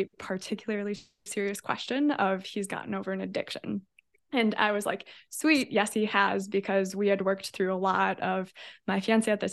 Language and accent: English; Fond du Lac, Wisconsin, United States; now in Milwaukee, United States; I was born in Fond du Lac, Wisconsin, then moved to Milwaukee for college